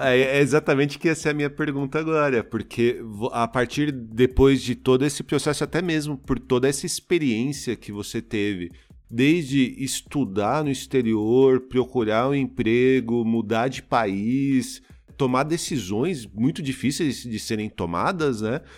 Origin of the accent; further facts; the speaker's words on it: Osasco, São Paulo, Brazil; eu falo que eu sou de São Paulo, mas na verdade eu sou da Grande São Paulo, né? Eu, eu sou de Osasco